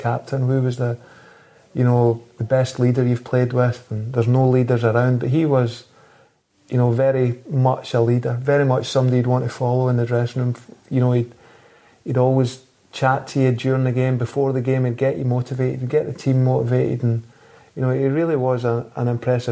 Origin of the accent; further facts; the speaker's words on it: Falkirk, Scotland, United Kingdom; moved away as an adult; also born or lived in United States; growing up in Falkirk